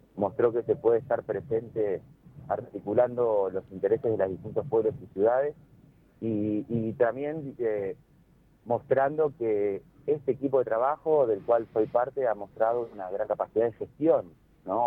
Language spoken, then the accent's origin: Spanish; Santa Fe, Argentina; yo como santafesino